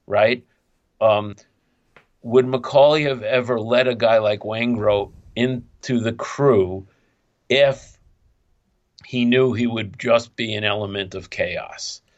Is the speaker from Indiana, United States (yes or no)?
no; New York City, New York, United States; I'm some schmuck from Coney Island in Brooklyn